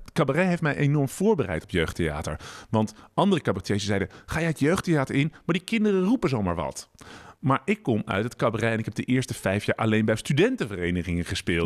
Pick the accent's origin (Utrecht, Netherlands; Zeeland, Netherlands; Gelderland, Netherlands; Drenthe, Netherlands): Utrecht, Netherlands; Ik kom uit Utrecht, maar ik woon met mijn vrouw Esther en dochter Floor